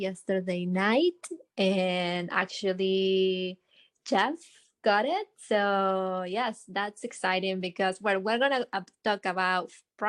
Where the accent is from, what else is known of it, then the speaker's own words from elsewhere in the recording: Argentina; now in Houston, United States; I live in Houston. I'm from Argentina